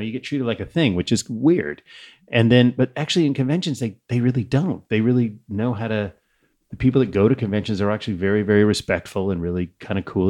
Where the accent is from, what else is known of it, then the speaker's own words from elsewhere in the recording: Saratoga, California, United States; growing up in Saratoga